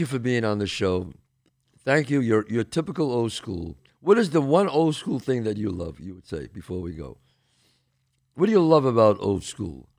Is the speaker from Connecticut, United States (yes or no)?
no; New York City, New York, United States; I came from the Bronx, the streets of the Bronx.